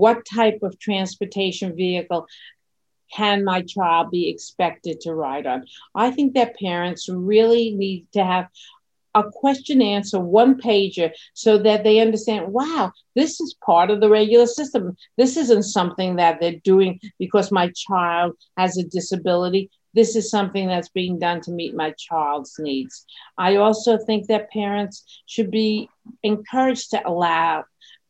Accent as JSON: {"language": "English", "town": "New York City", "region": "New York", "country": "United States", "tie": "born or raised there", "said": "I grew up in Brooklyn, New York"}